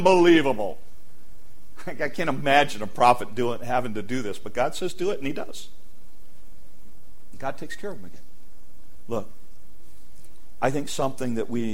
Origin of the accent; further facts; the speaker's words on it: United States; one of the curses of being an American is we live in a world in which we are bombarded 24/7